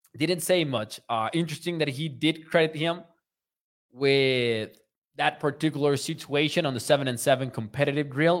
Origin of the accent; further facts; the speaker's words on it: Mexico; I am from Mexico